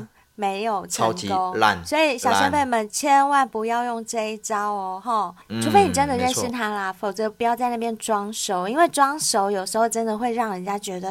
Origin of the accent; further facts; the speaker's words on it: Taipei, Taiwan; 嗯、哦，我是台北人，对，